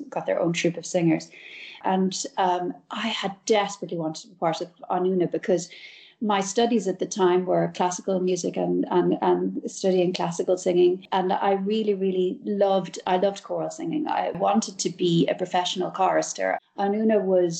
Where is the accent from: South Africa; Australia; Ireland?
Ireland; as an Irish woman